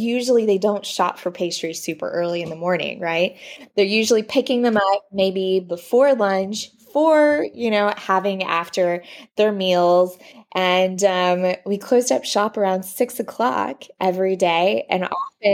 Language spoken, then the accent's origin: English; Dallas, Texas, United States; moved away as an adult; also born or lived in Fort Worth, Texas / Paris, France; now in Versailles, France; I'm originally from Dallas.